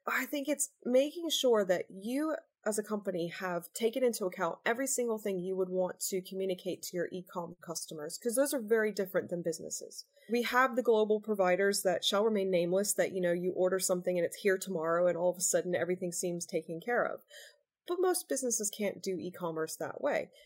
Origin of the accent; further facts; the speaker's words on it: United States; now in United Kingdom; I was born in the US. I'm dual American British.